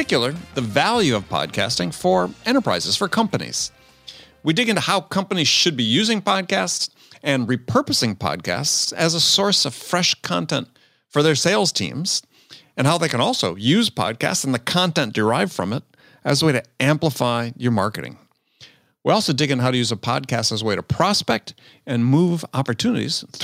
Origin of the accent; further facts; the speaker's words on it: Wisconsin, United States; I grew up in Wisconsin, where it was hilly